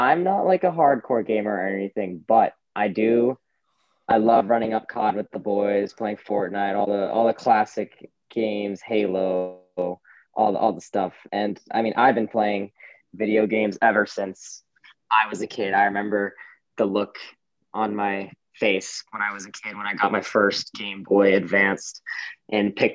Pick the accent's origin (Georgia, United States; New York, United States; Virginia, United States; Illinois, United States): Georgia, United States; Johns Creek; moved away as an adult; now in Berkeley, United States; I am from Johns Creek, Georgia